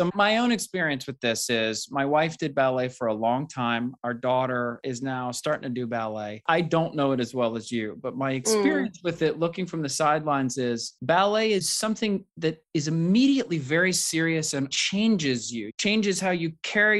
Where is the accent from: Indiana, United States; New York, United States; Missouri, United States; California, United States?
California, United States; Berkeley; I come from Berkeley, California